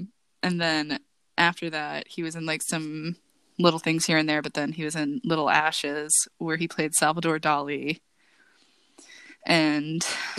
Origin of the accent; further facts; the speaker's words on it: England, United Kingdom; as a English white person